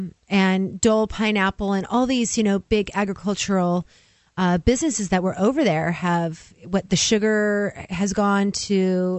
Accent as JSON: {"language": "English", "area": "Kauai", "region": "Hawaii", "country": "United States", "also_born_or_lived": "Oahu, Hawaii / Portland, Oregon", "moved": "yes", "said": "I lived on Oahu for a few months. I'm mostly from Kauai."}